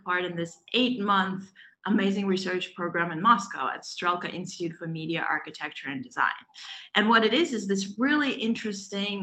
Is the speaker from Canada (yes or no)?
no; Belarus; English is a second language; moved away as an adult; I'm originally from Europe, from Belarus